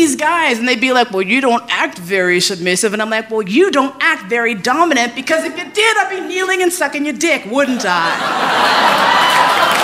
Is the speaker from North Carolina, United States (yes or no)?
no; New York, United States; moved away as an adult; also born or lived in San Francisco; I grew up in New York